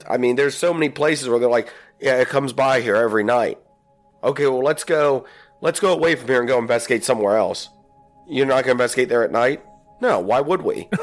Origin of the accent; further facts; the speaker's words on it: Virginia, United States; I'm from Virginia